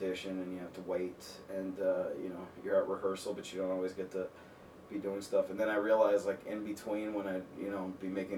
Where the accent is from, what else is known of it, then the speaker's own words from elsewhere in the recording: Miami, Florida, United States; moved away as an adult; also born or lived in Chicago; now in Los Angeles, United States; I grew up in Miami, Florida